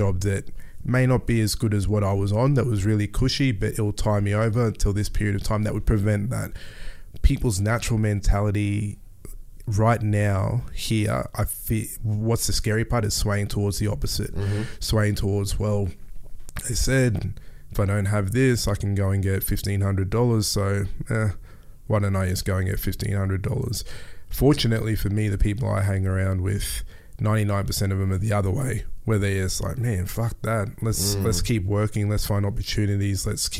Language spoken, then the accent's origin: English; Melbourne, Victoria, Australia; born there; I was born in Melbourne. My dad was literally first generation from Ghana. Came here with $30 and some clothes.